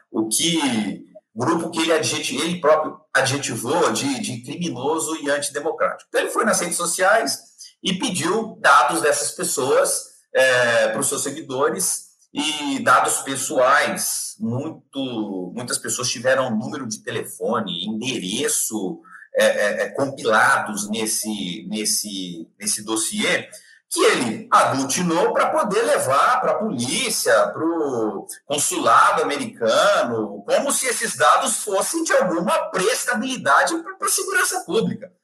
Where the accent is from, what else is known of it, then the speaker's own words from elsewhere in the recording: Brazil; como, como brasileiro